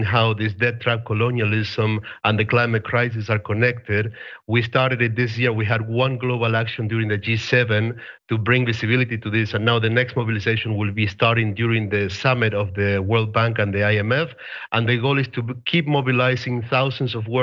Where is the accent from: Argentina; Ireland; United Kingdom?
Argentina; I'm from Argentina. I was 16 years old.